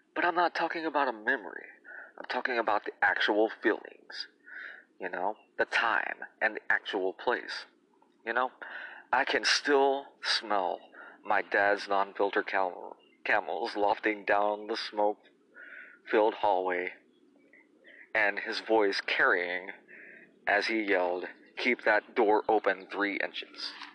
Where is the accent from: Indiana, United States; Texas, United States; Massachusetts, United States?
Indiana, United States; also born or lived in Tennessee / Illinois; I've lived in Indiana since grade school, having moved here uh, from Tennessee, and I was born in Illinois.